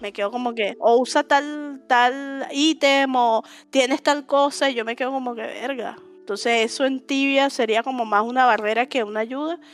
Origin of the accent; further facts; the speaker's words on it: Venezuela; yo soy de Venezuela